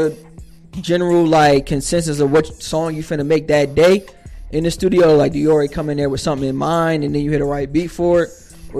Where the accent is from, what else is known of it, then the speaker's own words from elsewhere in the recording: Northeast, United States; Because, like, growing up in the Northeast and shit, like, everything pretty much centered around New York City and like bars and.